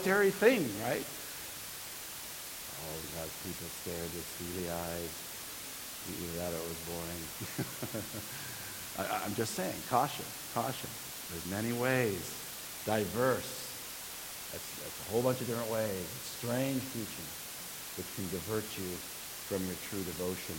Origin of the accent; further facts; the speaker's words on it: California, United States; this great state of ours, my home state